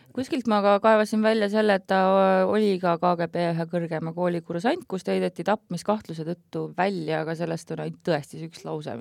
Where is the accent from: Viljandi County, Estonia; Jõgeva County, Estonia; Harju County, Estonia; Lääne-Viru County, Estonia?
Harju County, Estonia; Klooga; Klooga on minu kodukoht väga hingelähedane mulle